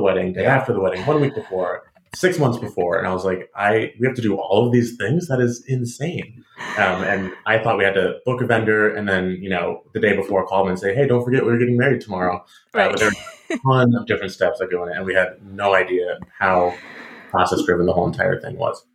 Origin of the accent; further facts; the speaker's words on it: Rochester, New York, United States; moved away as an adult; also born or lived in Finger Lakes, New York; now in Washington, D.C., United States; I'm also from upstate New York. I'm actually from Rochester, New York